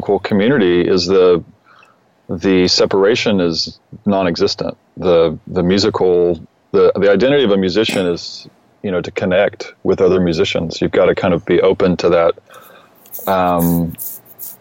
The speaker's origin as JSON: {"language": "English", "town": "Austin", "region": "Texas", "country": "United States", "tie": "born or raised there", "said": "I grew up in Austin, and I grew up in a pretty ideal setting that led to becoming a musician and an environmentalist"}